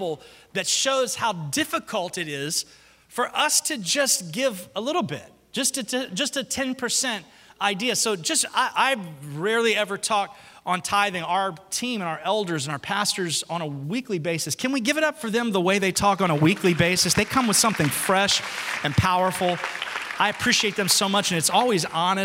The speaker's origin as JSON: {"language": "English", "region": "the South", "country": "United States", "said": "I'm from the South."}